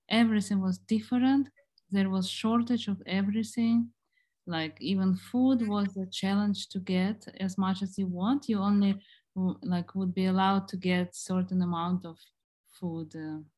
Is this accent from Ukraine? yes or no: yes; Ukraine; also born or lived in Germany; I was born in Ukraine and uh, then my family moved to Germany. Uh, my father was in the army there. Uh, when I was around nine years old, they returned to Ukraine. So I grew up in Germany actually.